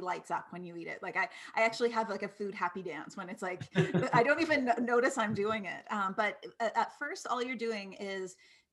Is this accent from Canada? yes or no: yes; East Coast, Canada; moved away; I'm from the East Coast